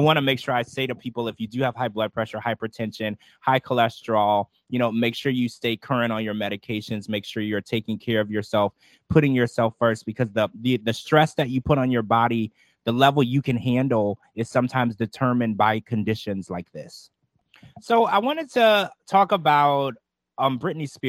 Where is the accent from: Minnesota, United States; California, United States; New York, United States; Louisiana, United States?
Louisiana, United States; Baton Rouge; I grew up in Baton Rouge, Louisiana